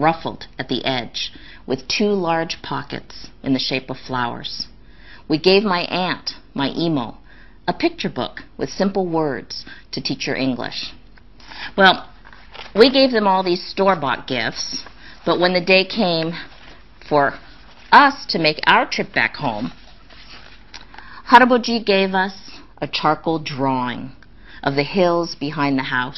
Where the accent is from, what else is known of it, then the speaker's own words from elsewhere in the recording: Los Angeles, California, United States; I grew up in Los Angeles.